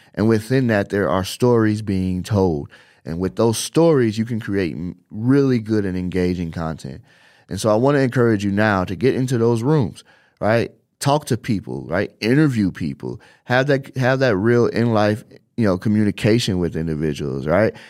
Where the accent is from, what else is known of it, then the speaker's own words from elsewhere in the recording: Chicago, Illinois, United States; now in Las Vegas, United States; I come from Chicago, I live in Las Vegas, and all of my family is still in Chicago